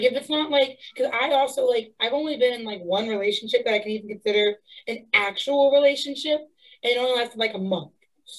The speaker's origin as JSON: {"language": "English", "region": "Texas", "country": "United States", "said": "I am 21. I am from Texas as well."}